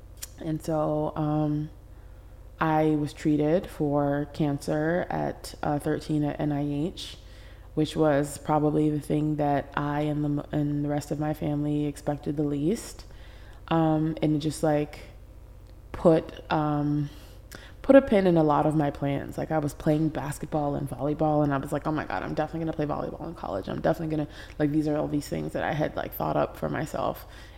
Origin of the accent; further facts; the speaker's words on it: Paris, Île-de-France, France; born there; So I was born in Paris, France.